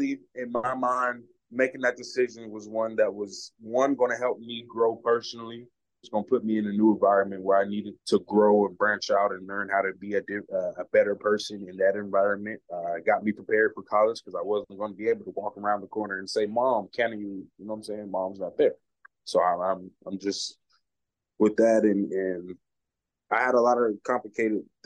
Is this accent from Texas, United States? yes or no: no; Phenix City, Alabama, United States; moved away as an adult; also born or lived in Columbus, Georgia; now in Miami, United States; So back and forth between Alabama and Georgia. I kind of claim them both, but if you look at my high school, Phenix City, Alabama is where I'm from.